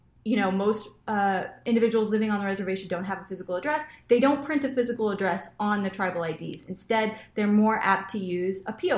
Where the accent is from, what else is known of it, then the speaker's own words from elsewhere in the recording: rural Washington State, United States; moved away; I grew up in Washington, out in the rural part of Washington State, in a little town of 800 people